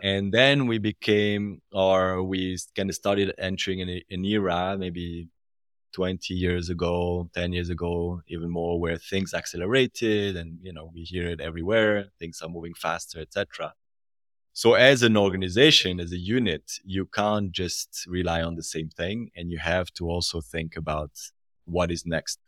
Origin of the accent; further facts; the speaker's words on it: French part of Switzerland, Romandy, Switzerland; accent: French part of Switzerland; now in Zurich, Switzerland; I'm from the French part of the country